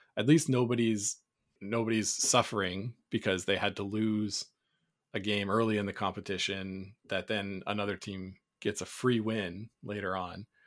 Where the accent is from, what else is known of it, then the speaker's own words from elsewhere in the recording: Canada; as a Canadian